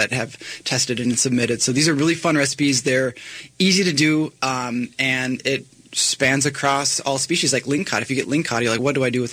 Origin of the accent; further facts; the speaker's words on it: Alaska, United States; we're from Alaska, but we are local in every sense of the word.